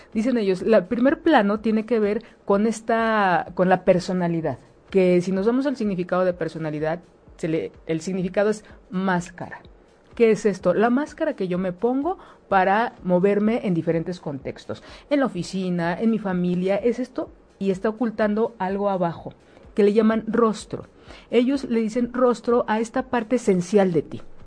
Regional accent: Mexico

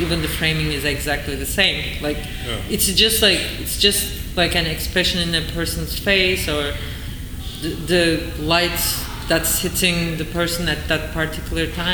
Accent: Turkey; moved away as an adult; now in New York, United States; when I was growing up in Turkey

